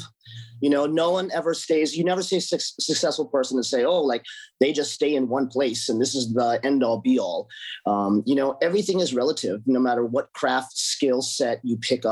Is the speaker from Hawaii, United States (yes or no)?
yes; Honolulu, Hawaii, United States; now in Los Angeles, United States; Originally from the islands of Hawaii. So I'm from Oahu, Honolulu.